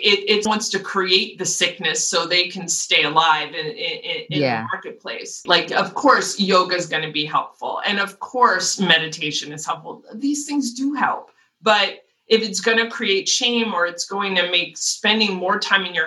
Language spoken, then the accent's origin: English; Los Angeles, California, United States; I was born in LA, raised in LA, I went to school in LA, and now I'm here